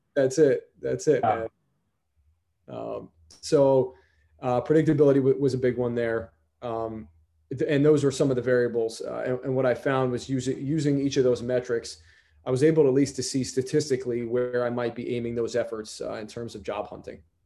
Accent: Stamford, Connecticut, United States; moved away as an adult; I'm originally from Stamford, Connecticut

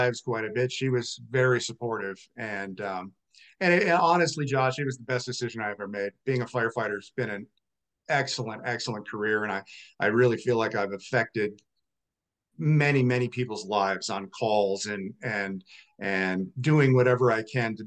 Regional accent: Vermont, United States; now in Colorado, United States; I'm originally from Vermont

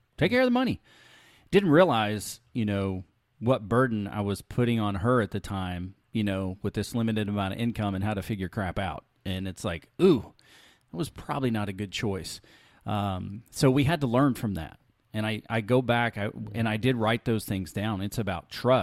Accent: Alabama, United States; We were pretty poor where I grew up in Alabama

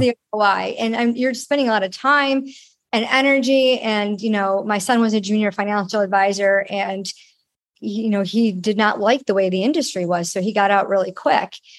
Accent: Rochester, New York, United States; moved away; my hometown, Rochester, New York

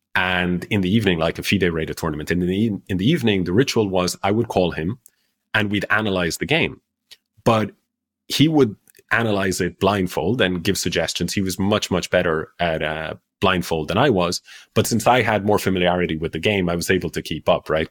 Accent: Ireland; also born or lived in Spain; I grew up in Ireland

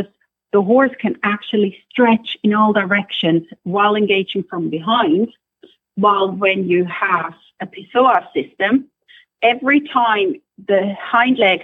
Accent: Switzerland; also born or lived in Scotland; now in Ireland; I'm originally from Switzerland. Then I used to work in Scotland for a while, for several years, and now we're in Ireland.

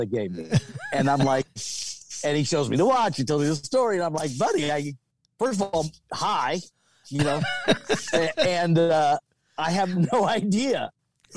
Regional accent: South Carolina, United States; moved away as an adult; also born or lived in Alabama; now in Los Angeles, United States; I grew up in South Carolina. I lived in Alabama for a year. And I moved to LA when I was 19

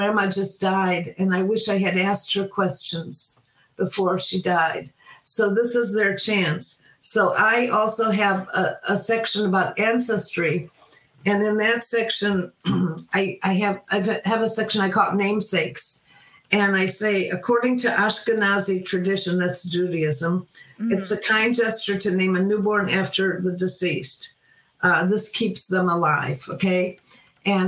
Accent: Cleveland, Ohio, United States; growing up in Cleveland on Lake Erie

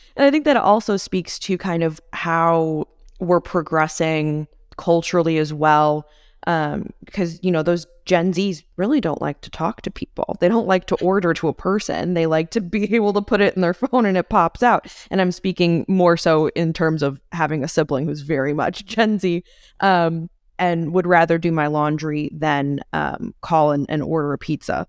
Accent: McHenry County, Illinois, United States; I come from McHenry County, Illinois, which is very rural, or relatively rural

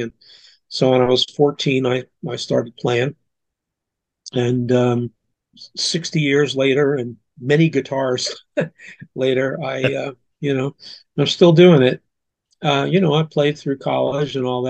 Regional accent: Plainfield, New Jersey, United States; also born or lived in California; now in Salisbury, United States; I'm from Plainfield, New Jersey, and I grew up in the 1950s

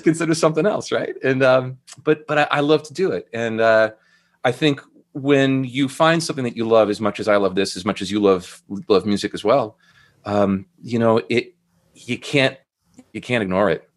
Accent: Andover, Massachusetts, United States; moved away as an adult; also born or lived in Burlington, Vermont; now in Portsmouth, United States; I grew up, uh, north of Boston in a town called Andover, Mass.

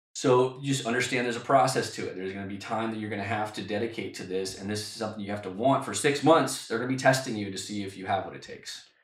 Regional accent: United States; moved away as an adult; also born or lived in London; we had to move back to my hometown near my parents.

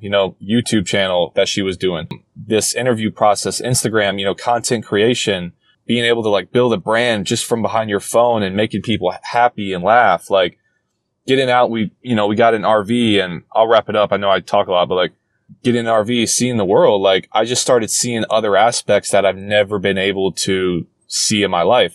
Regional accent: Charlotte, North Carolina, United States; I grew up in Charlotte. I grew lived there for 17, 18 years

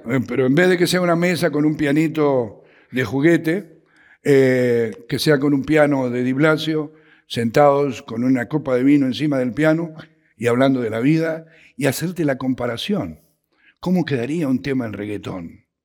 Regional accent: Argentina; now in Mexico; yo soy argentino

